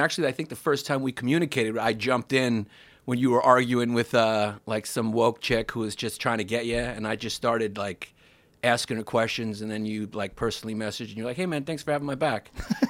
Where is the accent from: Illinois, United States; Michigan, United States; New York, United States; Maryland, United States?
New York, United States; That's the one thing about being a New Yorker.